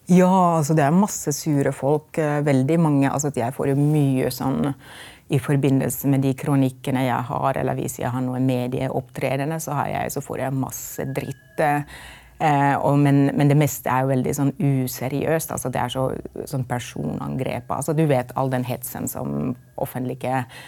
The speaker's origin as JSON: {"language": "Norwegian", "country": "Finland", "also_born_or_lived": "Lillehammer, Norway", "second_language": "Norwegian", "moved": "as an adult", "lives_now": "Norway", "said": "vi i Finland"}